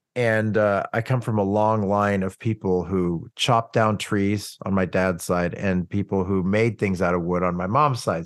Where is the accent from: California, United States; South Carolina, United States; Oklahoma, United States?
Oklahoma, United States; Oklahoma City; growing up in Oklahoma City